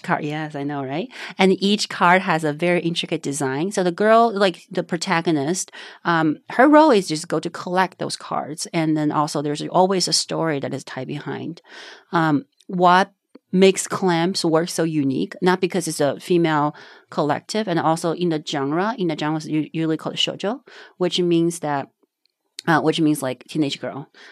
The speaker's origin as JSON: {"language": "English", "town": "Panzhihua", "region": "Sichuan", "country": "China", "tie": "born or raised there", "second_language": "English", "moved": "yes", "said": "born and raised in China. It's a very small town called Panzhihua"}